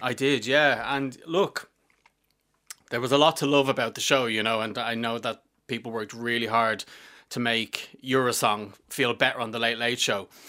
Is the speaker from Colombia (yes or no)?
no; Dublin, Leinster, Ireland; I'm from Fingless